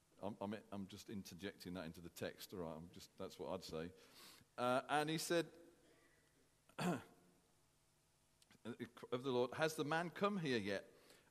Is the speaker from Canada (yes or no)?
no; United Kingdom; as British people